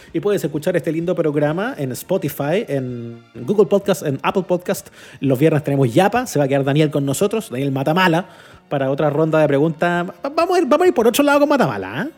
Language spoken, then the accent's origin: Spanish; Chile; yo, como chileno, como conductor de medios